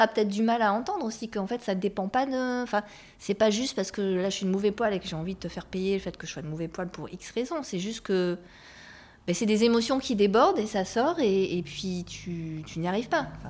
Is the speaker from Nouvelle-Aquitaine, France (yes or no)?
yes; Bordeaux, Nouvelle-Aquitaine, France; je suis originaire de Bordeaux